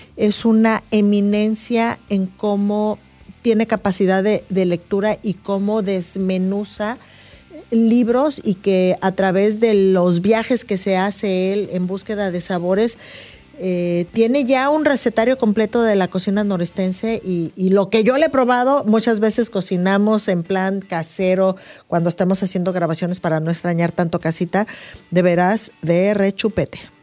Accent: northern Mexico, Mexico; Yo me considero gente del norte

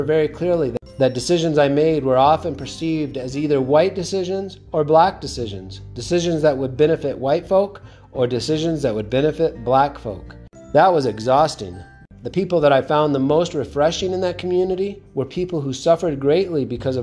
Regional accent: Southwest, United States; I grew up in the Southwest, where people often made references to worshiping the white man's God

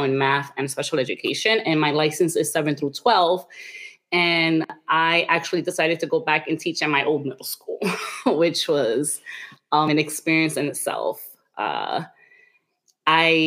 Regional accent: New York City, New York, United States; I'm originally from Washington Heights. That's like in the upper section of Manhattan in New York.

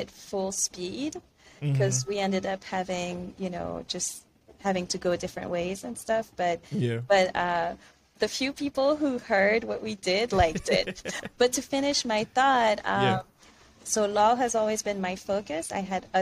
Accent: France; moved away as an adult; also born or lived in Benin; now in Miami, United States; I was born in France, so I'm also a French citizen

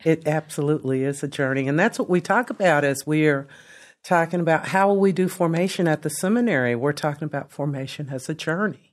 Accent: Lexington, Kentucky, United States; also born or lived in Delaware; I grew up in Lexington. I grew up in a segregated Lexington.

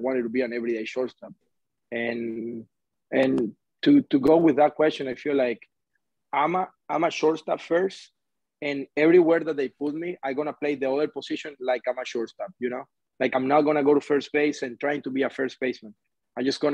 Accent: Venezuela; English is a second language; moved away as an adult; now in United States; growing up in Venezuela

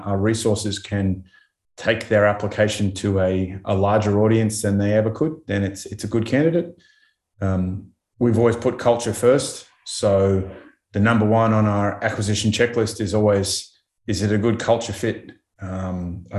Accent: Australia; being Australian

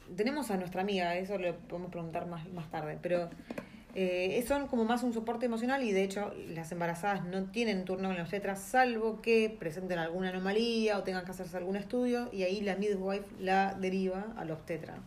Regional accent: Argentina; now in New Zealand; uno como argentino

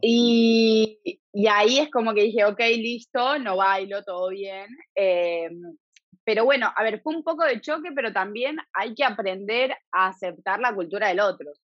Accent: Buenos Aires, Argentina; moved away as an adult; also born or lived in Italy; now in Galicia, Spain; yo me crié 30 años en Argentina

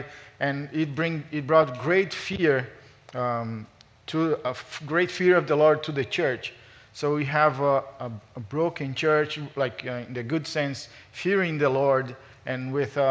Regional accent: Brazil; moved away as an adult; also born or lived in Los Angeles, United States; now in United States; I'm from Brazil.

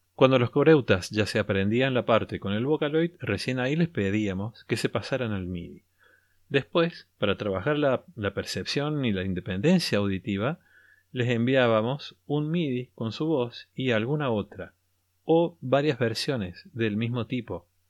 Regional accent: Argentina; al menos aquí lo llamamos así

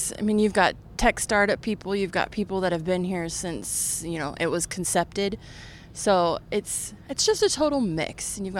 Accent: San Luis Obispo, California, United States; also born or lived in Hollywood, Los Angeles; now in Marina del Rey, United States; Well, I was born in Hollywood, and then I moved from here to San Luis Obispo until I was 26.

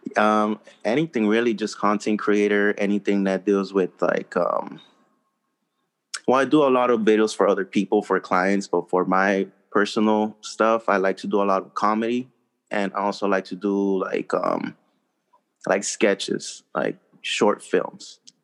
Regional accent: Los Angeles, California, United States; English is a second language; also born or lived in Mexico; I am from Los Angeles

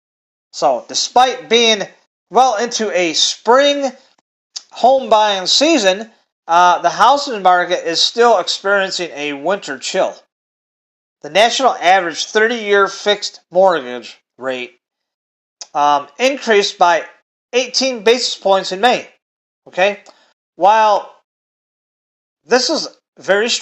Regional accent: Michigan, United States; I'm from Michigan.

